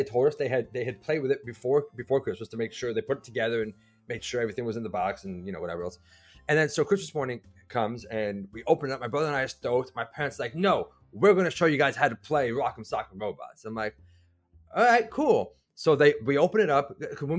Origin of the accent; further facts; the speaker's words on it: Providence, Rhode Island, United States; I grew up north. I was born up north in Providence, Rhode Island